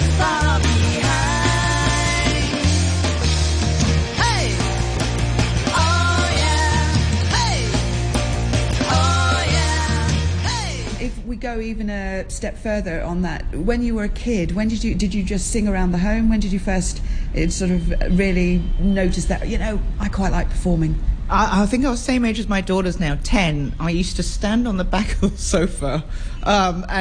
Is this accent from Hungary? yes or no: no; Hong Kong; I was born on the island, grew up on the island, grew up in Quarry Bay, went to Quarry Bay School, South Island School